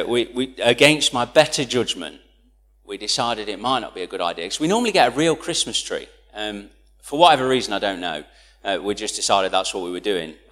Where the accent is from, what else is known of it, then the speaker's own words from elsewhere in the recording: United Kingdom; I'm British